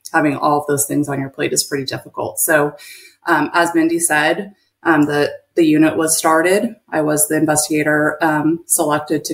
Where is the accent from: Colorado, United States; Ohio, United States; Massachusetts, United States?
Colorado, United States; moved away as an adult; now in Texas, United States; I'm actually from Colorado. I was a peace officer there for about 12 years before we moved to Texas